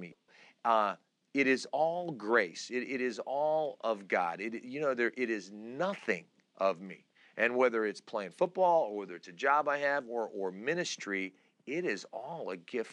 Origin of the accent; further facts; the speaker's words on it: Istanbul, Turkey; now in United States; I was born in Istanbul, Turkey. I'm Turkish. We are a very prideful culture, my dad was a very proud man, and I grew up